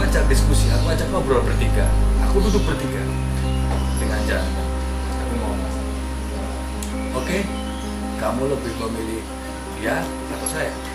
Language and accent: Indonesian; Yogyakarta, Special Region of Yogyakarta, Indonesia; moved away as an adult; now in Jakarta, Indonesia; di 2019 aku memutuskan untuk meninggalkan kotaku Jogja